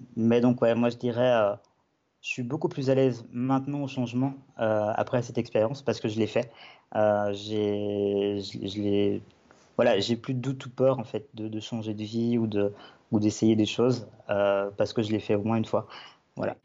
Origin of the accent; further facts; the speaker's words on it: Belgium; moved away as an adult; now in Avignon, France; je viens de Belgique, j'ai 29 ans